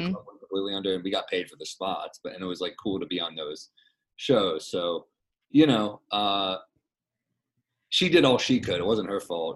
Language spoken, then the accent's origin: English; New York, United States; I'm a New Yorker